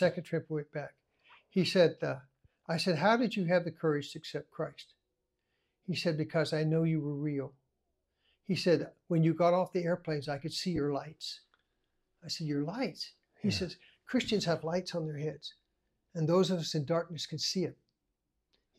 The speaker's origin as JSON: {"language": "English", "country": "United States", "said": "I'm an American."}